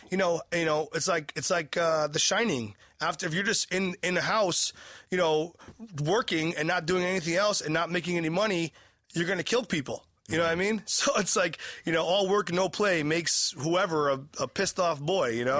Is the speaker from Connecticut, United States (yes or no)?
yes; New Haven, Connecticut, United States; my hometown, Toad's Place